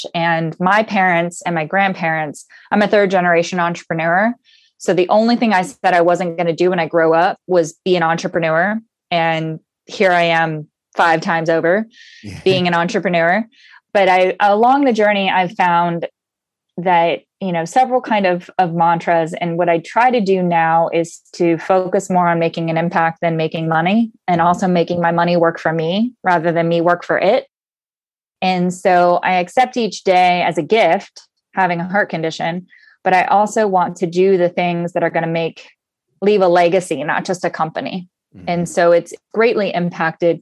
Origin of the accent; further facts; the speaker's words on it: Southern California, United States; I was born and raised in Southern California. And so I'm a SoCal girl surfer